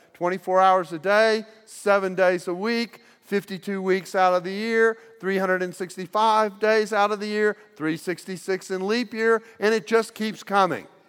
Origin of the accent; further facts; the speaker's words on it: United States; I'm from the United States